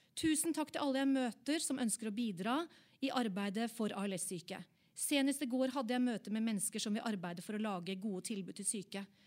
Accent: Oslo, Norway; Jeg er fra Oppsal

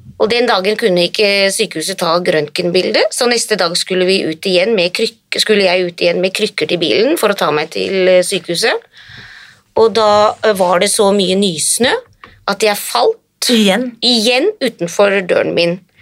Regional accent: Hadeland, Innlandet, Norway; now in Finland; jeg er norsk, født i Norge, på Hadeland. Men allerede som eh, veldig ung så flyttet jeg

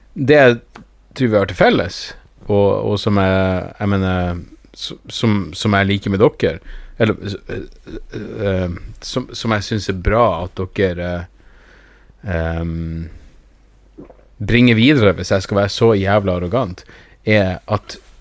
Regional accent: Narvik, Nordland, Norway; Jeg er jo fra Narvik

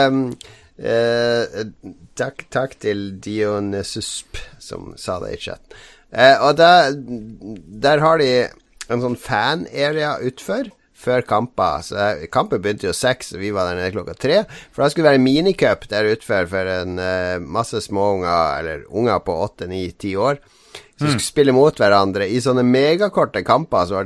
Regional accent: Harstad, Troms, Norway; now in Oslo, Norway; Altså det er jo Jeg flytta fra Harstad i 93.

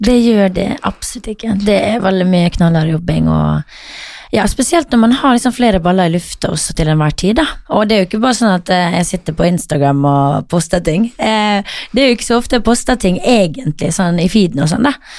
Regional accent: Møre og Romsdal, Norway; moved away; som vi sier hjemme på Møre

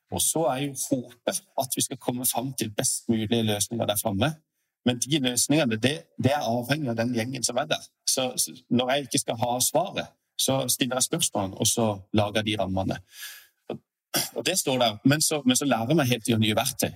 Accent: Sørlandet, Norway; som en sørlending

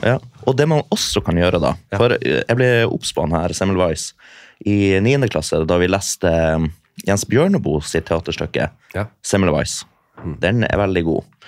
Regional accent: Storfjord, Troms, Norway; moved away as an adult; i Storfjord i Nord-Troms

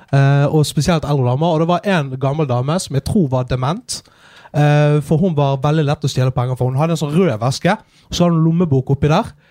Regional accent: Askøy, Vestland, Norway; så var vi en eh, gjeng som pleide å henge nede på Kleppestø senter. Eh, på Askøy, der jeg kommer fra.

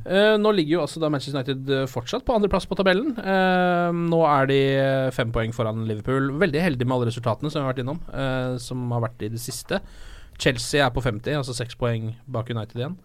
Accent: Norway; som nordmann, sånn som jeg er

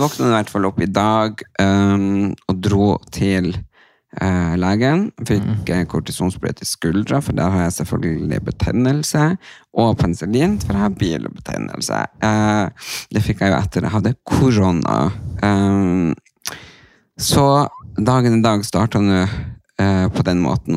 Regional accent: Tysfjord, Nordland, Norway; moved away; forsamlingshuset hjemme i Tysfjorden

